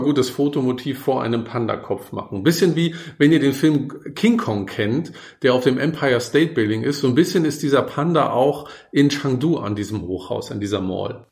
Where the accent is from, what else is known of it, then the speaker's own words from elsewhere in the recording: Germany; als Deutscher